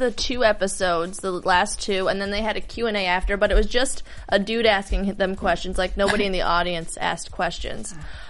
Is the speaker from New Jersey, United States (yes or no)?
yes; Kearny, New Jersey, United States; We're, like, neighbors. She's from Lyndhurst, I'm from Kearney.